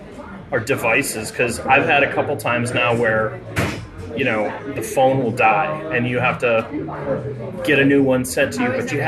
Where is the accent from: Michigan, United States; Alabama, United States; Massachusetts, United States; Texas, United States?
Massachusetts, United States; Gloucester; born there; also born or lived in Lynn / Newburyport; I was born in Gloucester, lived in Lynn, Newburyport, but we moved around a lot when I was a kid, too.